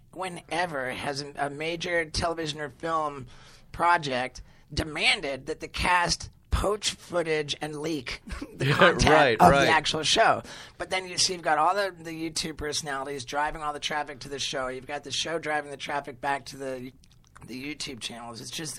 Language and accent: English; England, United Kingdom; I grew up mostly in England